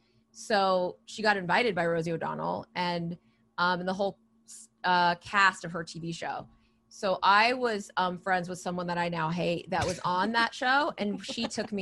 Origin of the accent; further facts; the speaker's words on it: West Coast, United States; I'm from the West Coast.